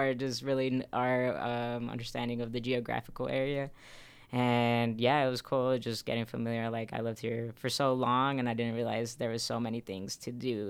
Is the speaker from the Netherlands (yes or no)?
no; Mexico; now in Utah, United States; I immigrated to Utah from Mexico, and I kind of had a similar experience, you know, coming here.